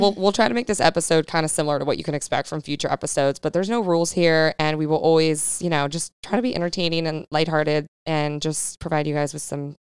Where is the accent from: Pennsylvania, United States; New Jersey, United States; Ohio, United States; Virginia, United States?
Virginia, United States; Northern; now in San Diego, United States; I also live in San Diego. I'm also from the East Coast. I'm from Northern Virginia.